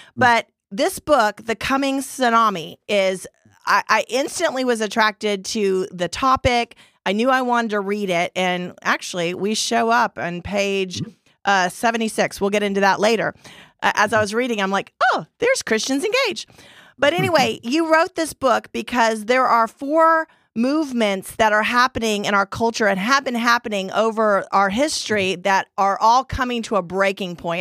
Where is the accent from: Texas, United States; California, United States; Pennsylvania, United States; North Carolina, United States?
Texas, United States; Dallas; we're all from the Dallas area.